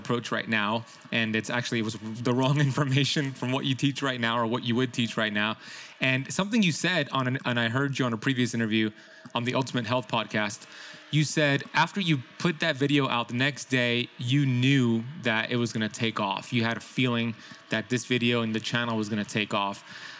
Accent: Miami, Florida, United States; He played for the Miami Dolphins, which I'm from Miami, so I remember him very.

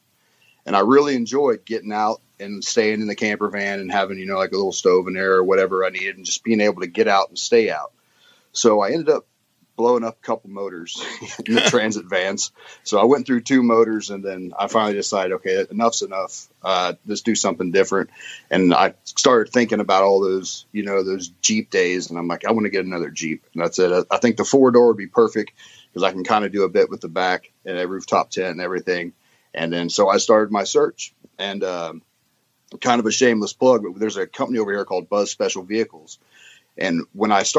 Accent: Indiana, United States; moved away as an adult; now in England, United Kingdom; I'm originally from Indiana in the States

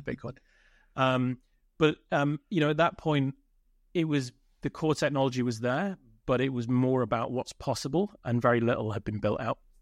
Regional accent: United Kingdom; I'm British, uh, born in the U K.

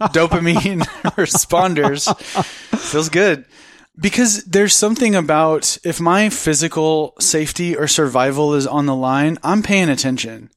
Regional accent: United States; being an American, being a white, cisgendered, educated, in my opinion, good-looking American

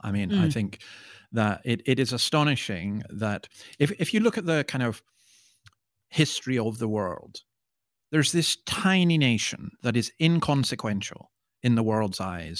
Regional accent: Scotland, United Kingdom; I mean, I'm a Scotsman. I don't show much emotion except on football terraces, and that's usually negative

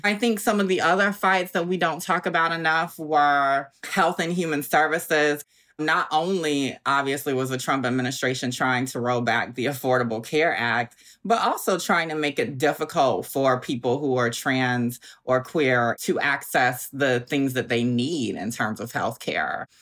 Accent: Augusta, Georgia, United States; now in Brooklyn, United States; I'm from Augusta, Georgia, like you said, Southern girl

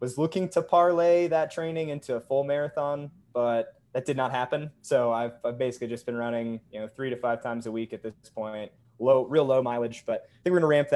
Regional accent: New Hampshire, United States; now in Salt Lake City, United States; It's what I grew up on back in New Hampshire

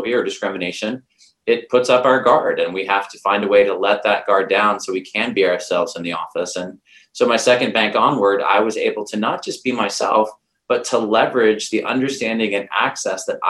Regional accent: North Carolina, United States; moved away as an adult; also born or lived in New York City; So I grew up in North Carolina, and I moved to New

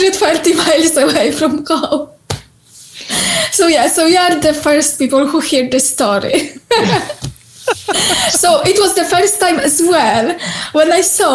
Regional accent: Poland; English is a second language; moved away as an adult; now in Scotland, United Kingdom; I was born in Poland and I moved here to Scotland more than 7 years ago.

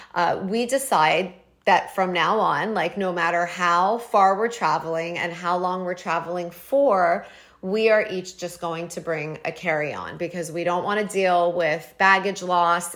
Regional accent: Toronto, Ontario, Canada; moved away as an adult; now in New York, United States; I'm from Toronto. I grew up there, got married, and left when I was twenty-four

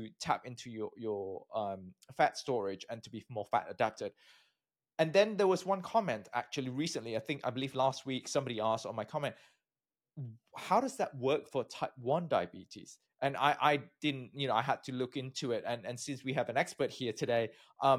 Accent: Malaysia; moved away as an adult; also born or lived in United Kingdom; I'm from Malaysia, I got my PhD from the UK

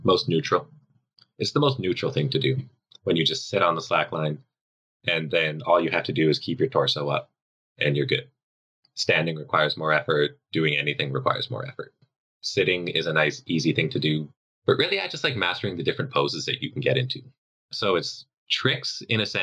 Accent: Canada; Metric people like Canadians like me

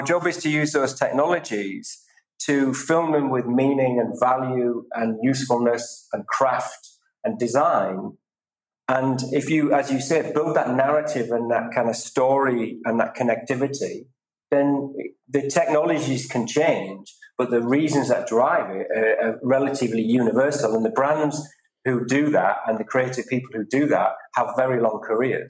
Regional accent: England, United Kingdom; I'm very proud of being British and English, but I'm also European

